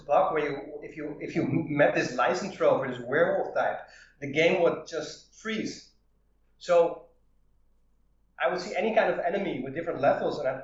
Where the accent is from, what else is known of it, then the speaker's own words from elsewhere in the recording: Netherlands; I'm from Holland